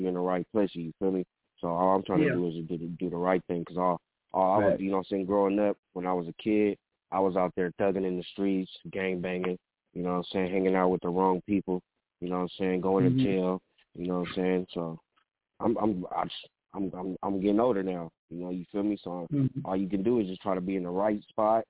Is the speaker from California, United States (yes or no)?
yes; the Valley, California, United States; also born or lived in Venice, Los Angeles; I grew up in the valley, really originally, you know what I'm saying? But I'm from Venice